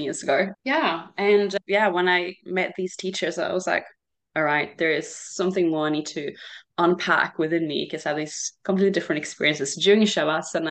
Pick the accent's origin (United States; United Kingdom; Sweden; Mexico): Sweden; moved away as an adult; also born or lived in Australia; I grew up here mostly in Sweden when I was little.